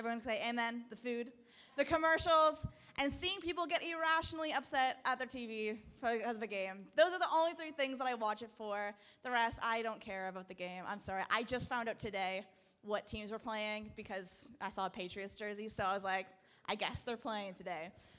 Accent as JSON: {"language": "English", "town": "Burlington", "region": "Ontario", "country": "Canada", "tie": "born or raised there", "also_born_or_lived": "Peterborough", "said": "I was growing up in Burlington. So I'm there now again."}